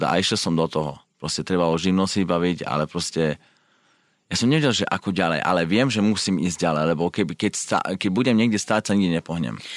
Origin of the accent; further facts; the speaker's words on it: Slovakia; moved away as an adult; also born or lived in England / United States; now in Switzerland; ja som odišiel zo Slovenska, keď som mal 20, 21 rokov